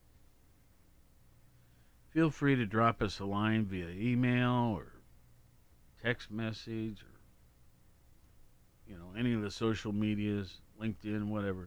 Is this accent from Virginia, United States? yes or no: no; Columbus, Ohio, United States; also born or lived in Worthington, Ohio; I grew up in Columbus or Worthington, same thing